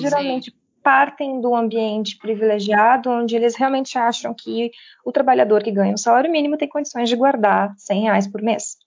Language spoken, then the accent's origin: Portuguese; Brazil; now in Portugal; eu sei que sou nascida na América Latina, mas hoje eu vivo aqui há cinco anos